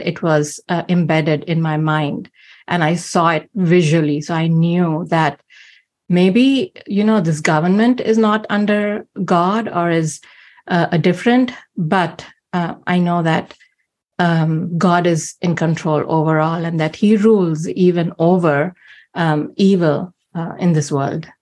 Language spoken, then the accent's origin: English; India; moved away; growing up in India, because almost everyone around you is not a Christian.